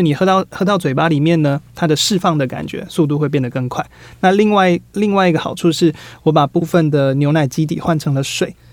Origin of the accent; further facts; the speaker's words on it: Taiwan; 知道我们是台湾人的